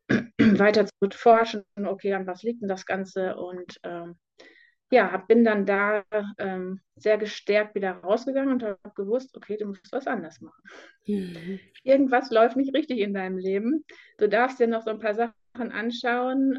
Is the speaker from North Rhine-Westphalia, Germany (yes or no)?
yes; Detmold, North Rhine-Westphalia, Germany; ich komme aus Detmold. Im Moment bin ich noch